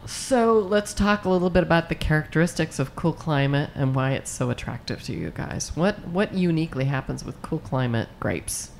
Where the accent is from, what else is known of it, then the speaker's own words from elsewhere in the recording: Chicago, Illinois, United States; now in California, United States; I hail from the Chicago area